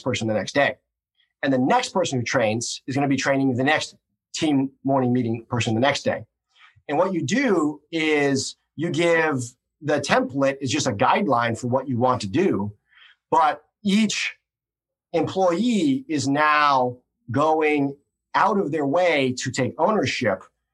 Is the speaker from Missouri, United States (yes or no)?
yes; Missouri, United States; I'm a hick from Missouri